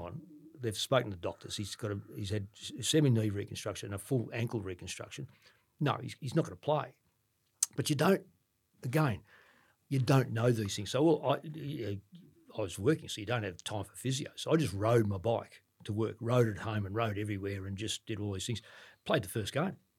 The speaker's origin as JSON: {"language": "English", "town": "Ballarat", "region": "Victoria", "country": "Australia", "said": "I'm from Ballarat"}